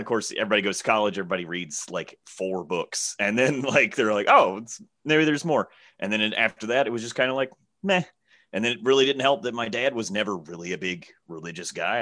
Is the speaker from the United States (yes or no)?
yes; Alabama, United States; I'm from Alabama